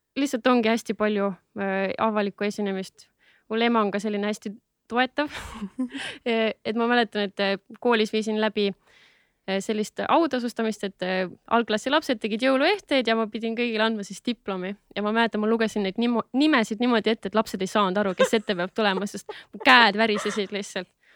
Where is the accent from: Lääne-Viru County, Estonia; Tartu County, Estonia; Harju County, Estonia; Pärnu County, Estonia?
Harju County, Estonia; Tallinn; olen üles kasvanud Lasnamäel